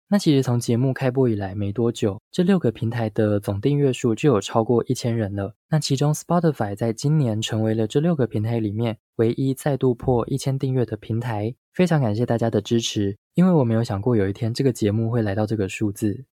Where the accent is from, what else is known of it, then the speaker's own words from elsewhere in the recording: Taoyuan, Taiwan; also born or lived in Kaohsiung / Taipei; 我是桃园人，所以每次放假回家的时候，我就觉得好麻烦哦，要搭好久的车，所以一直想考回北部的学校